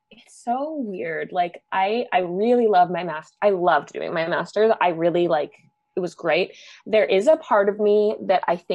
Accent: Canada; privilege being Canadian it's like astounding to me when I first

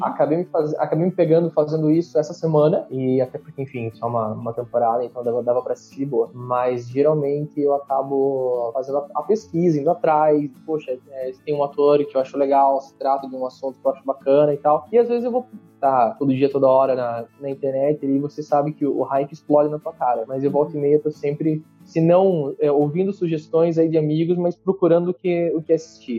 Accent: Santa Catarina, Brazil; moved away as an adult; now in São Paulo, Brazil; eu sou catarinense, é, moro em São Paulo

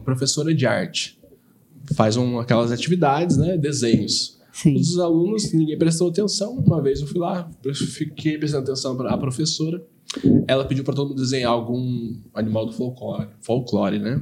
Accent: Taubaté, São Paulo, Brazil; Eu sou nascido, criado em Taubaté

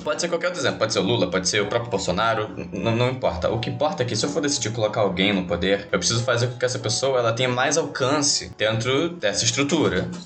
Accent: Brazil; porque eu também sou brasileiro

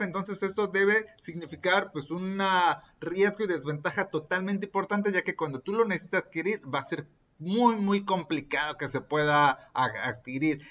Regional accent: Mexico; soy mexicano y estoy grabando este episodio directamente desde México

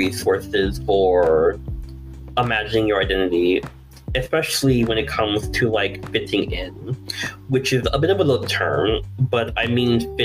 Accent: Virginia, United States; now in Texas, United States; I'm originally from Virginia. Now I'm down here in Texas

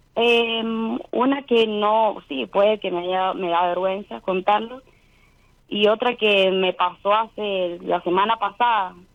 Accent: Rivadavia, Mendoza, Argentina; Soy de Mendoza, Rivadavia

